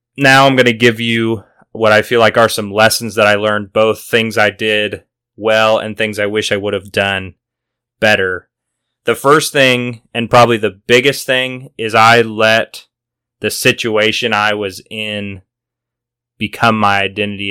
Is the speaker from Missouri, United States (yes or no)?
yes; Missouri, United States; moved away as an adult; now in Oklahoma City, United States; I had been back home in Missouri